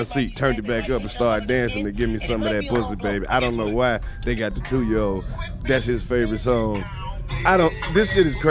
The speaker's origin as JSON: {"language": "English", "region": "Mississippi", "country": "United States", "said": "I'm from Mississippi."}